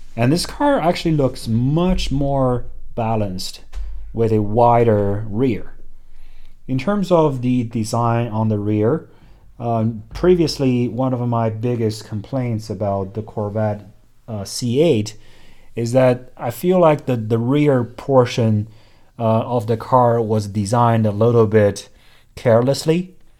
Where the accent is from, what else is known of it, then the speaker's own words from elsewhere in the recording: China; moved away; also born or lived in Hong Kong; growing up in China